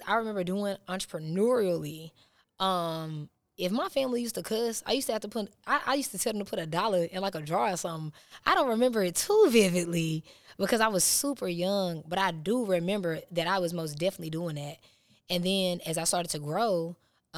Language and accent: English; Huntsville, Alabama, United States; moved away as an adult; now in Georgia, United States; I'm from Huntsville, but I did move to Georgia about 8 or 9 months ago